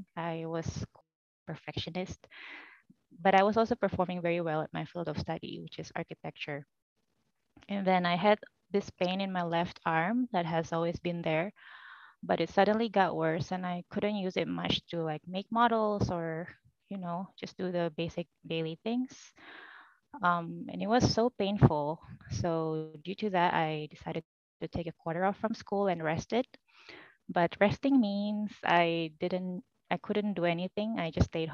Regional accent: Jakarta, Indonesia; also born or lived in Boston; now in Los Angeles, United States; I'm from Jakarta, but I now reside in Los Angeles.

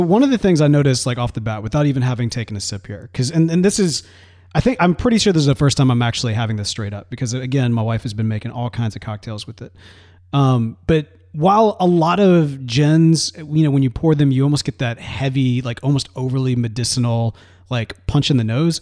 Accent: Mississippi, United States; now in Texas, United States; growing up in Mississippi

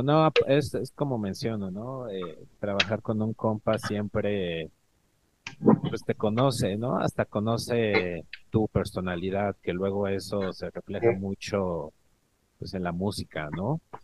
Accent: Mexico; also born or lived in Ecatepec, State of Mexico; soy del DF

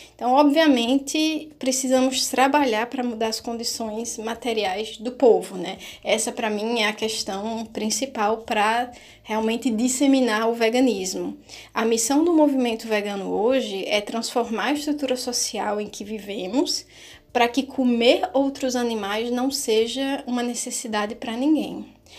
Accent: Northeast Region, Brazil; eu sou nordestina

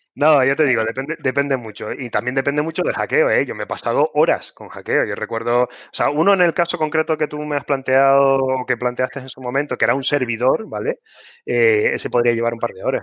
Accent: Canary Islands, Spain; soy canario

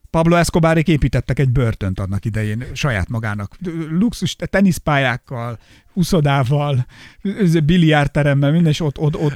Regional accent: Hungary; én faluról jövök

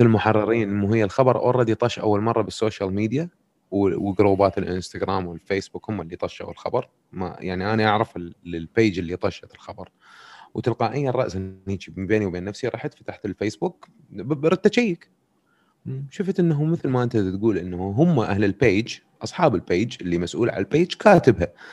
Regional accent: Iraq; عندنا بالعراق

